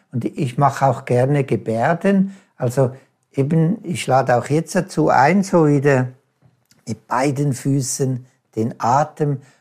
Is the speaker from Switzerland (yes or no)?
yes; Switzerland; oder ich als Schweizer in den Bergen, kann ich das halt da wunderbare erfahren.